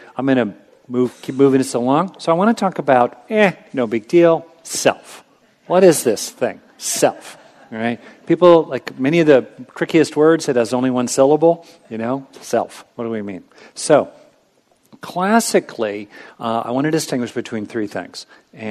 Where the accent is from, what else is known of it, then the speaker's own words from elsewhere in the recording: California, United States; I grew up in California